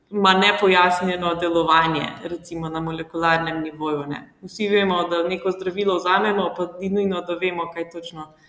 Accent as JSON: {"language": "Slovenian", "town": "Črnomelj", "region": "Southeast Slovenia", "country": "Slovenia", "tie": "born or raised there", "said": "prihajam iz Črnomla, um, tam sem tudi obiskovala gimnazijo"}